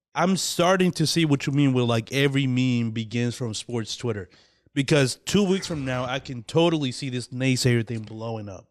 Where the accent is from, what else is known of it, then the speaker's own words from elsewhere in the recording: Dominican Republic; moved away; When I was growing up in the Dominican Republic